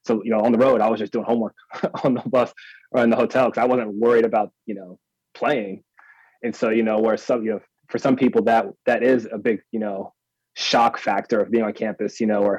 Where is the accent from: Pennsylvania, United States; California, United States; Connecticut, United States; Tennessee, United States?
Pennsylvania, United States; Harrisburg; growing up in Harrisburg, the school I went to was so small